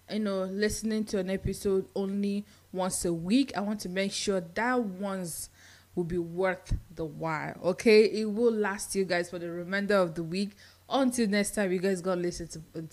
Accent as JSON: {"language": "English", "country": "Nigeria", "moved": "as an adult", "lives_now": "United States", "said": "I'm Nigerian"}